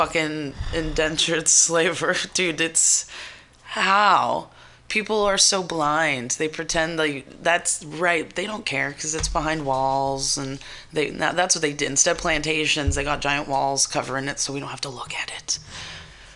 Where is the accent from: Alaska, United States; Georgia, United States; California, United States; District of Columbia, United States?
California, United States; Richmond; I grew up in the Bay, grew up in the ghetto.